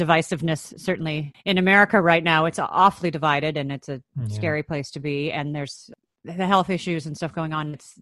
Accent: Chicago, Illinois, United States; moved away; I grew up in Chicago, Illinois, in the States

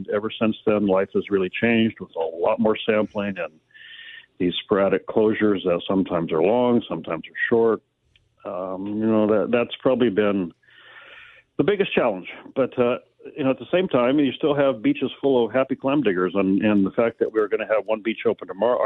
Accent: Aberdeen, Washington, United States; I grew up in Aberdeen.

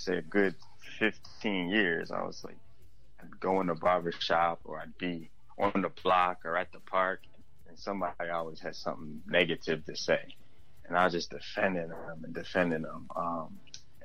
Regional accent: Philadelphia, Pennsylvania, United States; growing up in Philly

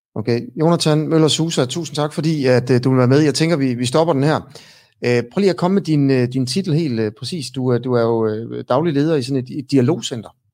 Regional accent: Denmark; som dansker. Ikke? Jeg er også øh, et produkt af, af at, at, at jeg blev født her af danske forældre

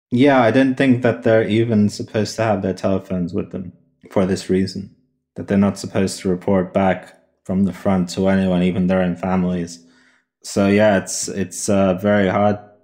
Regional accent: Russia; moved away; I was born in Russia, I've got family there

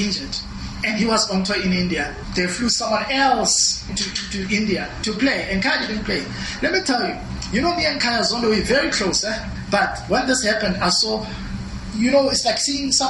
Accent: South Africa; as a South African

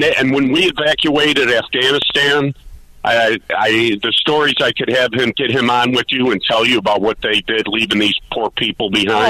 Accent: Chicago, Illinois, United States; now in Blue Island, United States; my oldest friend that I grew up next to in Mount Greenwood

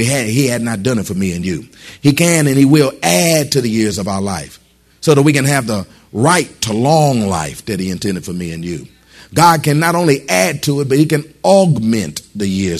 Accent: Michigan, United States; I was born in Michigan

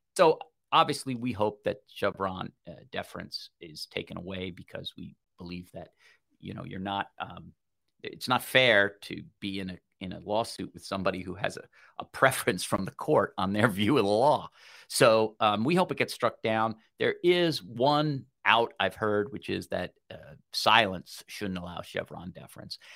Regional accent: New York, United States; Those of us from New York

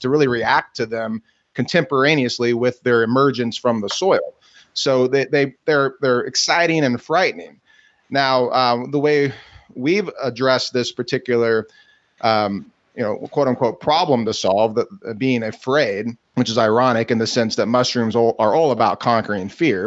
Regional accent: Kansas City, Missouri, United States; I'm from Kansas City, Missouri, and and and I grew up uh, going to the family farms

